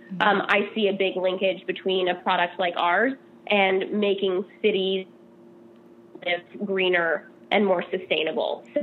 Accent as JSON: {"language": "English", "town": "Seattle", "region": "Washington", "country": "United States", "tie": "born or raised there", "also_born_or_lived": "Vashon Island / New York", "moved": "as an adult", "lives_now": "California, United States", "said": "I grew up in Seattle"}